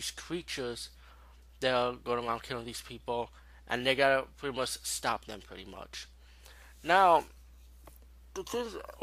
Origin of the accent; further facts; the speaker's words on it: New York City, New York, United States; being a New Yorker